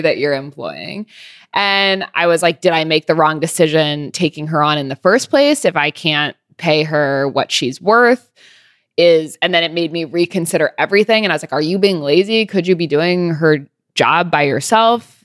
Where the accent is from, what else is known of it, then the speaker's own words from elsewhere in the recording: California, United States; now in New York, United States; I grew up in California